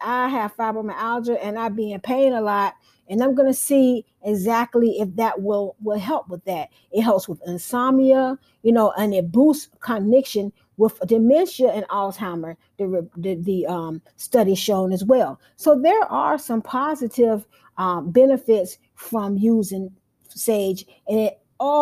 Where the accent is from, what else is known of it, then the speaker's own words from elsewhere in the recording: United States; as being African American